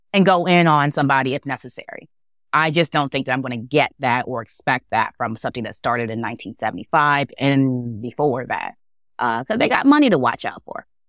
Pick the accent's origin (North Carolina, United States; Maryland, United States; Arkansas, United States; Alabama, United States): Maryland, United States; Baltimore; growing up in Baltimore, I grew up with the Beverly Burks of the world